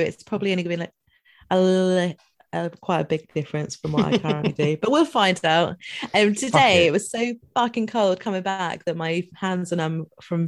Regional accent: Dundee, Scotland, United Kingdom; I'm from Dundee.

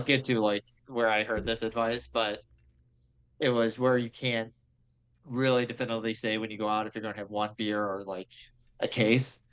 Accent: Grosse Pointe, Michigan, United States; I grew up in Grosse Pointe, which is like the affluent suburb out of uh, by Detroit

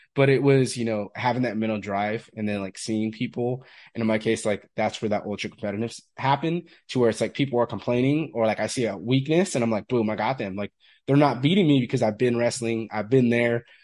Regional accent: Fresno, California, United States; I'm from Fresno, California originally

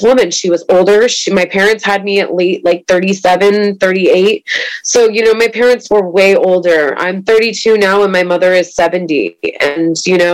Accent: East Bay, California, United States; I grew up in the East Bay

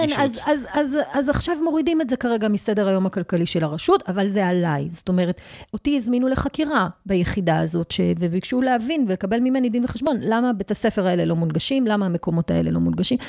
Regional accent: Jerusalem, Jerusalem District, Israel; אני ירושלמית במקור

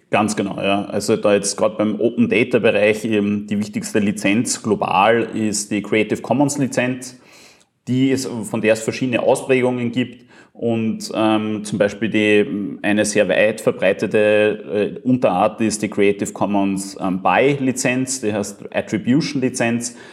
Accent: Upper Austria, Austria; now in Vienna, Austria; Ich bin ursprünglich aus Oberösterreich, lebe Großteil der Zeit in Wien

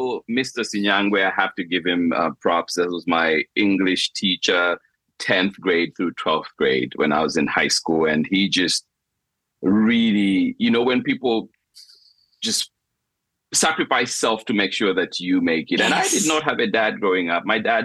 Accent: Zambia; moved away; in Zambia, when you're being educated, part of my school fees were paid for by my sisters

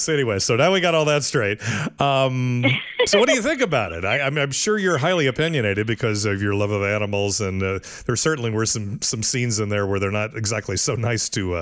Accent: Midwest, United States; now in California, United States; I'm from the Midwest

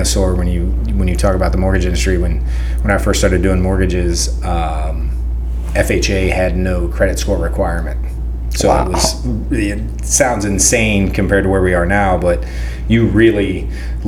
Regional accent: Freeman, Missouri, United States; moved away as an adult; also born or lived in Butler, Missouri; now in Lee's Summit, United States; Small town. God's country down there in Freeman, Missouri

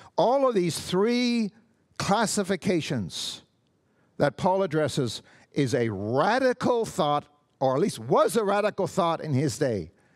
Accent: Canada; I'm Canadian. I am not an American

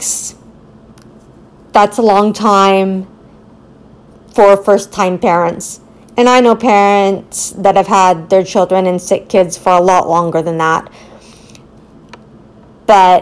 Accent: Richmond Hill, Ontario, Canada; I was born in Richmond Hill, Ontario

